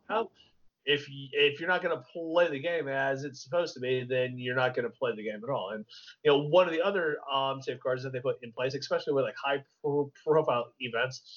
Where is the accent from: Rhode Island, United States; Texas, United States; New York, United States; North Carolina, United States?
Texas, United States; I'm a product of the Texas public school system, okay? Texas.